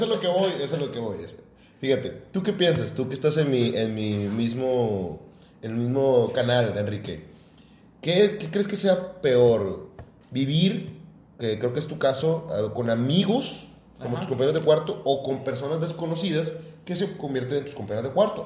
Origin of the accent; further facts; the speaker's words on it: Guadalupe, Nuevo León, Mexico; also born or lived in Santa Catarina; yo soy de Guadalupe